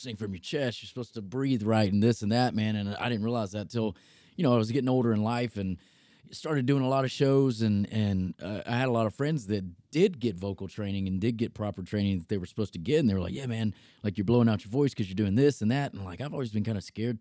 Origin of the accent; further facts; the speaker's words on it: Selma, Alabama, United States; also born or lived in Jackson, Alabama; now in Nashville, United States; So I grew up in a small town in Alabama, Selma, Alabama, actually a pretty historic town